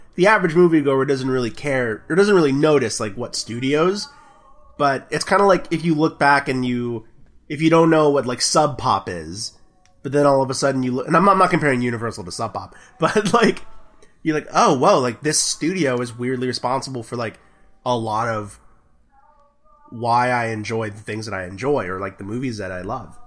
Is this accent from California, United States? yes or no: no; Texas, United States; I'm from Texas